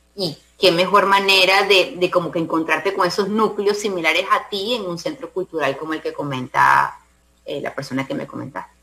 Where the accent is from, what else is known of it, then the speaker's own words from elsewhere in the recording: Venezuela; moved away as an adult; now in Panama; nosotros salimos de Venezuela, salimos, como tú sabes, obligados